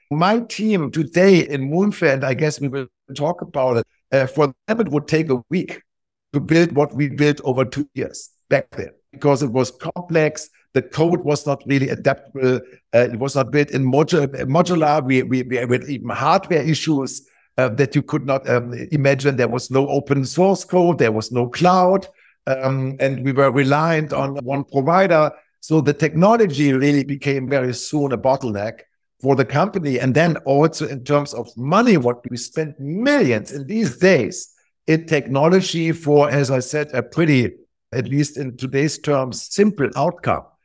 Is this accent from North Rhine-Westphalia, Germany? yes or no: no; Wiesbaden, Hesse, Germany; moved away as an adult; also born or lived in Hamburg; I grew up in Hamburg, which is the northern part of Germany. Pretty soon then moved to, uh, a town close to Frankfurt, the financial center of Germany called Wiesbaden, where I went for school and basically stayed there until I was eighteen